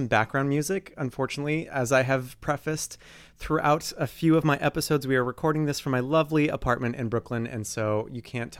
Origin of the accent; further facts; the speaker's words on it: Canada; I'm from Canada. I didn't know that, eh?